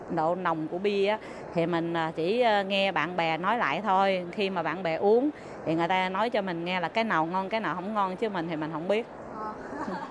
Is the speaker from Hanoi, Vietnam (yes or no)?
no; Ho Chi Minh City, Vietnam; moved away as an adult; now in Taiwan; sinh và lớn lên ở thành phố Hồ Chí Minh quận 5